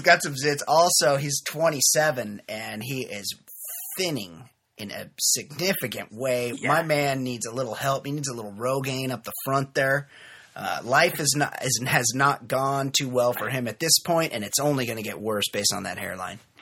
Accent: Costa Mesa, California, United States; I was in my hometown of Costa Mesa, California

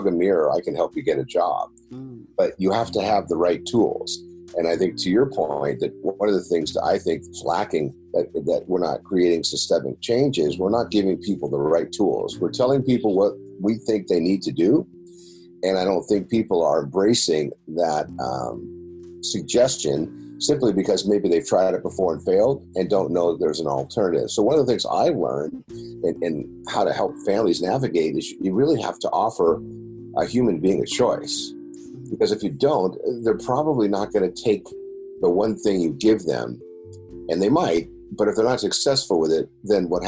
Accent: San Diego, California, United States; I grew up here in San Diego. I am a native

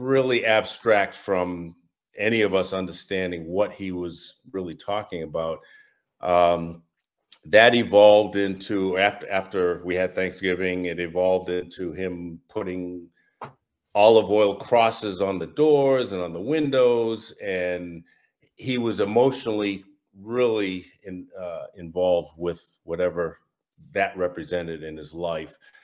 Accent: Massachusetts, United States; I'm from Massachusetts, if you can't tell from my accent, and, uh, born and raised

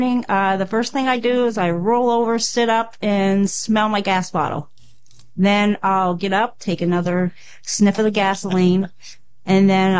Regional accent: Williamsport, Pennsylvania, United States; I'm 44 years old. I'm from Williamsport, Pennsylvania

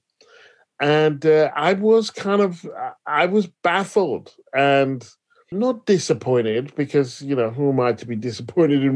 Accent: United Kingdom; also born or lived in Paris; I'm British

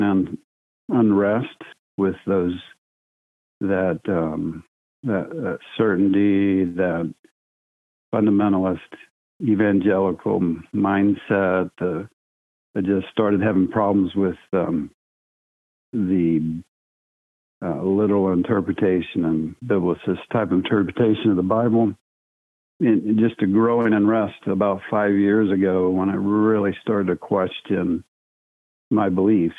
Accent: Oklahoma, United States; I was born in Oklahoma. Was raised Southern Baptist.

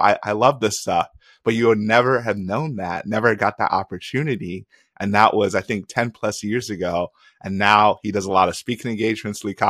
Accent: Nigeria; moved away; I'm a Nigerian immigrant

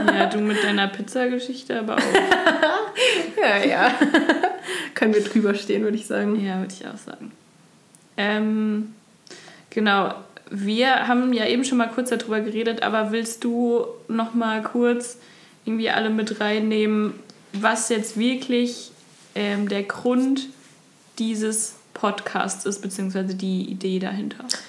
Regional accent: near Dillenburg, near Giessen, Hesse, Germany; also born or lived in Osnabrück; now in Kassel, Germany; ich komme ursprünglich aus ähm, der Nähe von Dillenburg bei Gießen

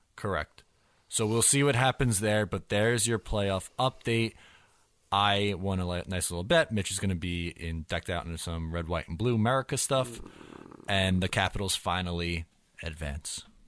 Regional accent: United States; I'm the American

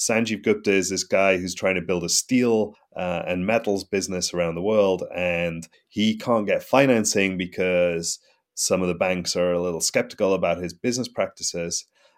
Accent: Newcastle, North East England, United Kingdom; No, I'm English. I'm from the north of England. I grew up in a place called Newcastle, which is about as far north as you can go in England before you hit Scotland.

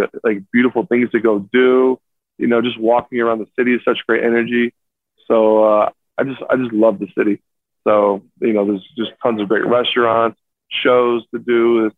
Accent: South Florida, United States; now in New York, United States; I'm from South Florida, so we don't really have the best hockey

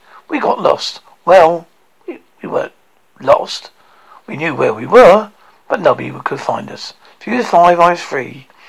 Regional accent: Glasgow, Scotland, United Kingdom; I usually don't enjoy performing Glasgow very much. It's because it's my hometown, which is really difficult when you're a comedian, because you can't lie about your hometown.

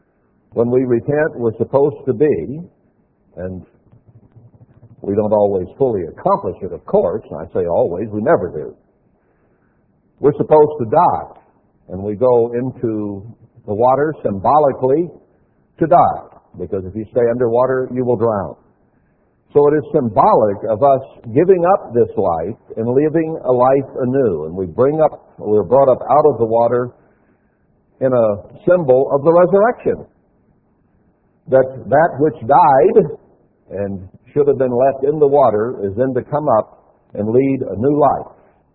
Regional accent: Texas, United States; born there; also born or lived in Alaska / Montana / Wyoming; Now, I was born in Texas. I'm not from Texas. I lived in Alaska and liked it a whole lot better, in Montana and Wyoming and other places as well

